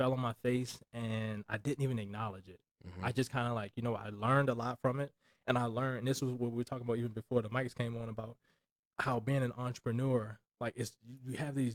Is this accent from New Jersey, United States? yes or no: no; Baltimore, Maryland, United States; moved away as an adult; also born or lived in Houston, Texas; now in Las Vegas, United States; I'm a dude from East Baltimore.